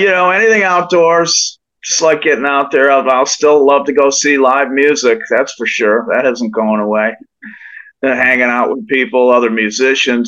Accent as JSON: {"language": "English", "region": "New York", "country": "United States", "tie": "born or raised there", "said": "my hometown in New York"}